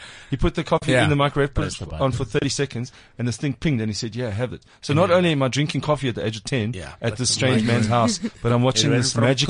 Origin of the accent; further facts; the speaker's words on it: Springs, Gauteng, South Africa; I'm from Springs.